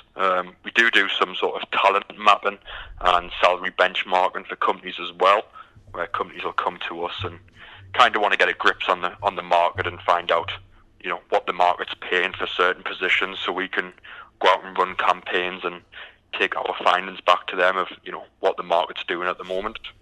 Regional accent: United Kingdom; moved away as an adult; now in Houston, United States; as you can tell by the accent, I'm from the from the UK.

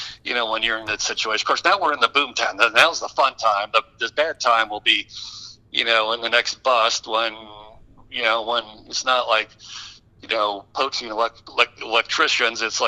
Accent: Detroit, Michigan, United States; moved away; I grew up in the Detroit area

